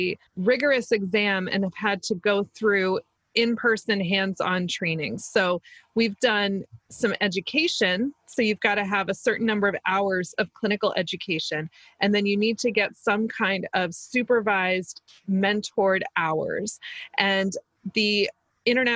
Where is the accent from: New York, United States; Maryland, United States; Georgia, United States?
Maryland, United States; accent: Maryland; my weird Maryland accent.